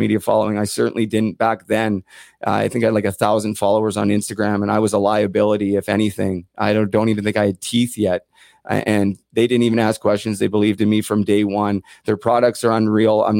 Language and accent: English; Port Coquitlam, British Columbia, Canada; I didn't really have a ton of people in my hometown, certainly from the age of 5 until 9